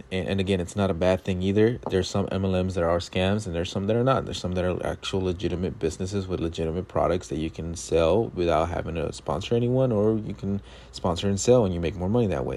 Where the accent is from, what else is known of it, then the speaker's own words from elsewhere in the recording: Los Angeles, California, United States; growing up in South L A all of my eighteen years of life before I went to college